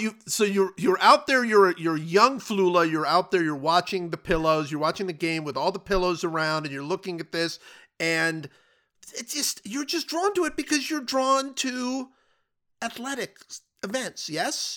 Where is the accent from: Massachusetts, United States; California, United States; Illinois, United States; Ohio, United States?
Ohio, United States; Cleveland; I grew up in Cleveland.